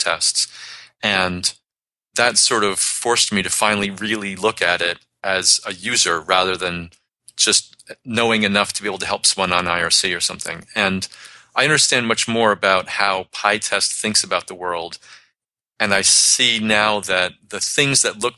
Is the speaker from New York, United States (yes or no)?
yes; New York City, New York, United States; moved away; also born or lived in Boston; I grew up in New York City, so I can talk really fast.